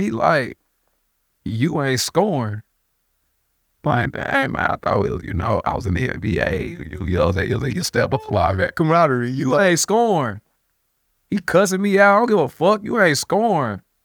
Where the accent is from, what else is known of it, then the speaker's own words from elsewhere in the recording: United States; I'm American